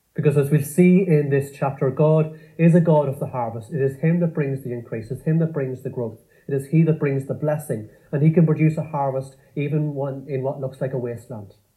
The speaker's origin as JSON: {"language": "English", "area": "Cavan", "region": "Ulster", "country": "Ireland", "tie": "born or raised there", "said": "growing up in Cavan in the countryside on a farm"}